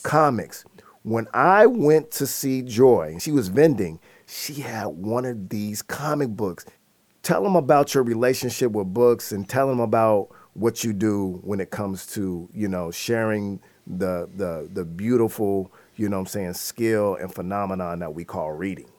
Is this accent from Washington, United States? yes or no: yes; Seattle, Washington, United States; growing up in Seattle